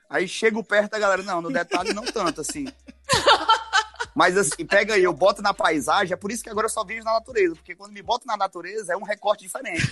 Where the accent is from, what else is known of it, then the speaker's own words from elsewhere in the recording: Bom Jesus, Piauí, Brazil; accent: nordestino; moved away as an adult; eu sou de Bom Jesus, no Piauí. É uma cidadezinha que tem 35 mil habitantes